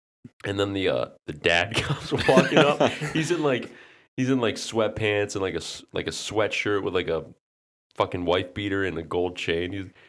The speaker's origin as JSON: {"language": "English", "town": "Canton", "region": "Ohio", "country": "United States", "tie": "born or raised there", "said": "Yeah, we grew up in Canton, Ohio."}